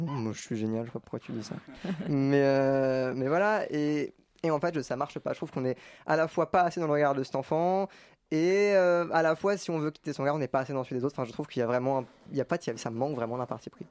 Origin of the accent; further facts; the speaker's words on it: Paris, Île-de-France, France; je suis né à Paris